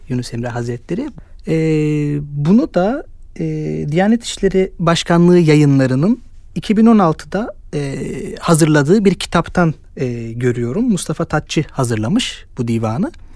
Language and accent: Turkish; Istanbul, Turkey; Ben e, 92 İstanbul doğumluyum. Eski İstanbul'da, Suriçin'de doğdum büyüdüm.